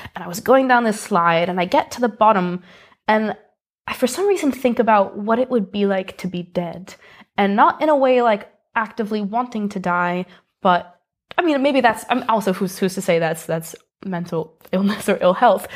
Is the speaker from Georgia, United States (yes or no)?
no; Greenwich, Connecticut, United States; moved away as an adult; now in Edinburgh, United Kingdom; I grew up in a place called Greenwich, Connecticut, which is in the Northeast